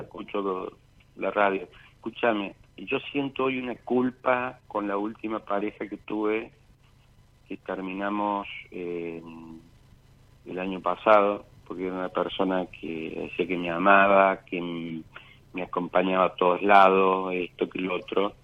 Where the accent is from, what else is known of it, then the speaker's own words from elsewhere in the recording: Villa Mercedes, San Luis, Argentina; also born or lived in Buenos Aires; siempre fuimos de Villa Mercedes.